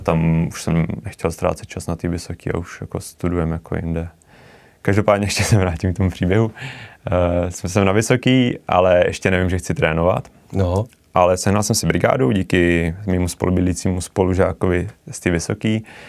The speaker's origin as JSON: {"language": "Czech", "town": "Mnichovo Hradiště", "region": "Central Bohemian Region", "country": "Czechia", "tie": "born or raised there", "said": "já jsem se narodil do baráku v Mnichově Hradišti"}